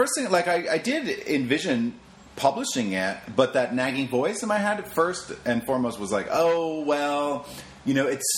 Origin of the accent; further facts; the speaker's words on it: Maine, United States; also born or lived in Boston; now in Los Angeles, United States; I grew up in Maine